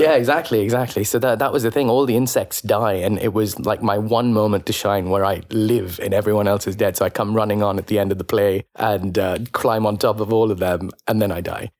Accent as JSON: {"language": "English", "country": "India", "tie": "born or raised there", "moved": "as an adult", "lives_now": "London, United Kingdom", "said": "growing up in India"}